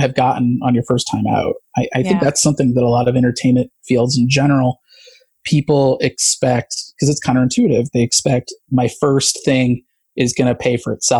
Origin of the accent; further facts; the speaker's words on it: Midwest, United States; now in Los Angeles, United States; I grew up in the Midwest